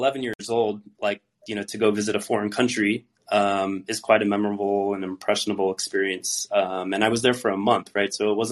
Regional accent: Phoenix, Arizona, United States; moved away; we're both from Phoenix

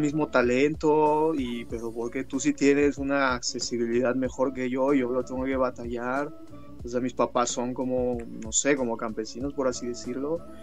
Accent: Mexico City, Mexico; also born or lived in San Esteban Atatlauca, Oaxaca; soy de un pueblo mixteco de, que se llama San Esteban Atatlauca, este, Ñucue, en Mixteco, se llama mi pueblo, y este, es en la Mixteca Alta Oaxaqueña, es alta porque hay montañas, y pues nada, que em, pues ya desde chiquito yo crecí aquí en la Ciudad de México

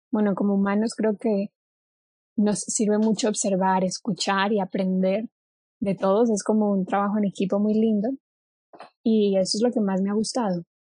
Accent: Cali, Valle del Cauca, Colombia; moved away as an adult; now in Mexico; Nací en Colombia, sí, nací, en, nací en Cali, eh, ahora vivo en México desde hace seis años

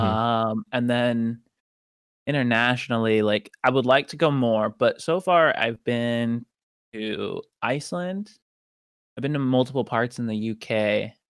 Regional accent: Tacoma, Washington, United States; also born or lived in Detroit; if they end up in Tacoma, which is where I ended up as a kid

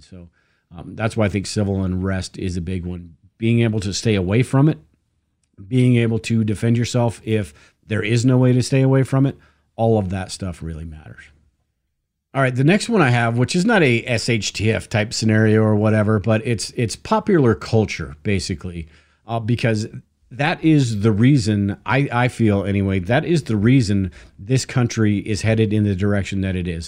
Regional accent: United States; us as Americans

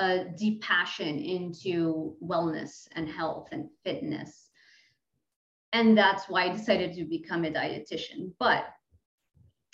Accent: Lebanon; English is a second language; moved away; I'm from Lebanon. So when I mess up my English, just understand I'm international

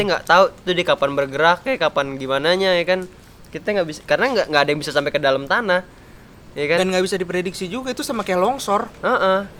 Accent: Jakarta, Indonesia; by the way kita orang Jakarta ya

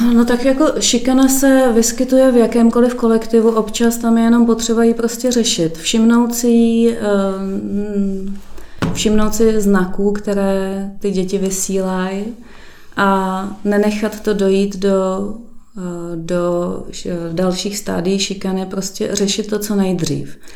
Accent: Prague, Czechia; moved away as an adult; now in Šestajovice, Czechia; původem jsem z Prahy 8

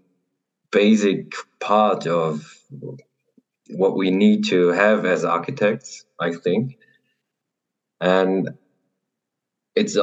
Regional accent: Germany; I'm an architect from Germany.

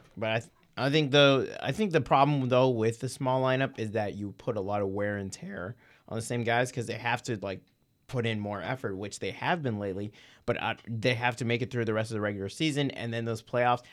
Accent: Kansas City, United States; I was born in Kansas City, so I am American.

